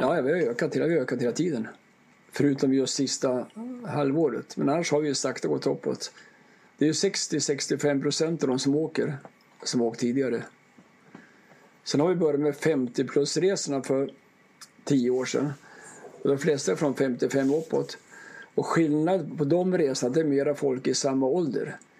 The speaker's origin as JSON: {"language": "Swedish", "town": "Ånge", "region": "Västernorrland County", "country": "Sweden", "tie": "born or raised there", "said": "jag är uppvuxen i, i Ånge mellan Sundsvall"}